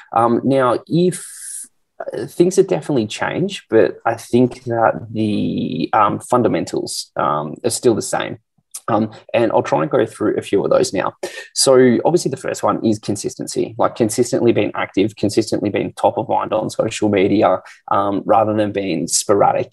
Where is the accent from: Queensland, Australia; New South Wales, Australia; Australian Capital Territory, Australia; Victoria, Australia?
Australian Capital Territory, Australia; Canberra; moved away as an adult; also born or lived in Sydney; now in Perth, Australia; I grew up in Canberra.